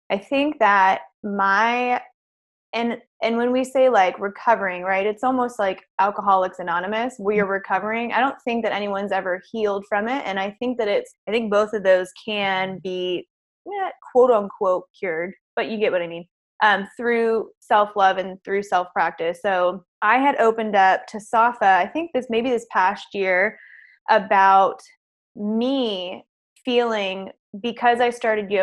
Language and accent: English; Houston, Texas, United States; I'm from Houston